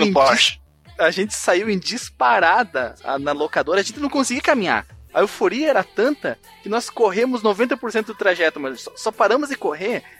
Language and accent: Portuguese; Barbacena, Minas Gerais, Brazil; quando eu era criança lá em Barbacena